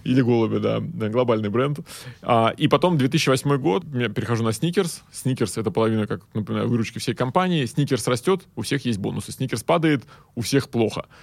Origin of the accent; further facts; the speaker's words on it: Saint Petersburg, Russia; Я из Питера сам